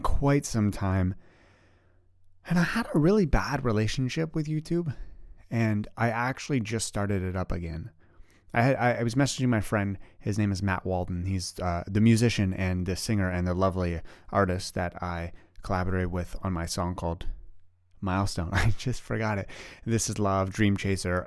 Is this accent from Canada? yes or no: yes; Canada; also born or lived in Ottawa, Canada; I live in Ottawa, Canada. I am Canadian